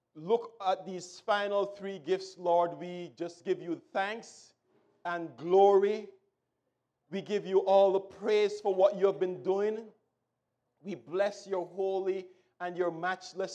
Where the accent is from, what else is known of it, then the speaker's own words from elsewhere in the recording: Jamaica; when I was growing up in Jamaica